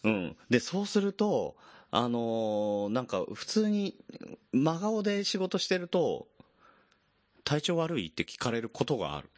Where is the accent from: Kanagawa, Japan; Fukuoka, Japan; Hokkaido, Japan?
Kanagawa, Japan; Yokohama; 地元が神奈川県に、あの、金沢文庫ってとこがあった